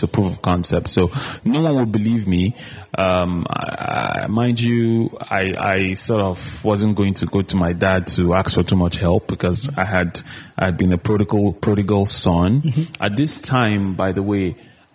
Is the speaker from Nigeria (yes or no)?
yes; Kaduna, Kaduna State, Nigeria; moved away; also born or lived in Abuja; I grew up in Kaduna, but my family had moved to Abuja